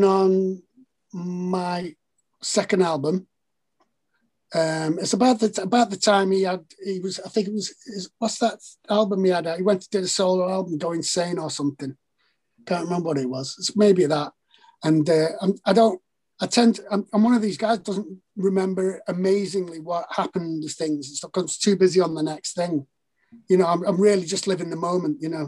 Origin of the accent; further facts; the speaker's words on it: Liverpool, North West England, United Kingdom; also born or lived in Wigan; I'm originally from Liverpool